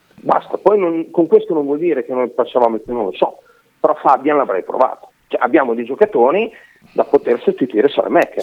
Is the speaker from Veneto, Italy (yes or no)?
no; Bologna, Emilia-Romagna, Italy; c'è un documento che attesta che io sono nato a Bologna